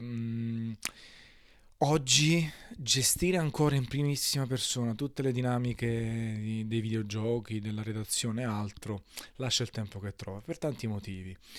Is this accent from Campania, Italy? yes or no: yes; Naples, Campania, Italy; da napoletano